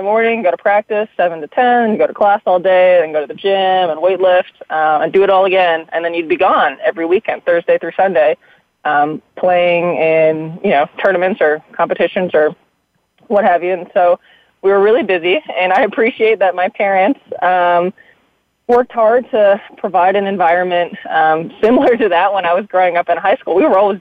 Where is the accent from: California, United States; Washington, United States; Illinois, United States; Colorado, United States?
Washington, United States; Seattle; moved away as an adult; also born or lived in San Francisco; Born and raised in the Seattle area.